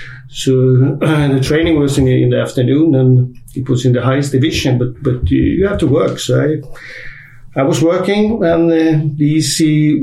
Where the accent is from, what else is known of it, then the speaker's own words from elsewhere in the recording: Uppsala, Uppsala County, Sweden; I'm in my hometown Uppsala